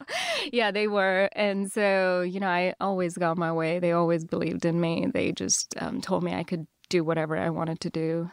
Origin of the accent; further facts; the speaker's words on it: Chennai, Tamil Nadu, India; first language Telugu; English is a second language; moved away; Chennai, so southern India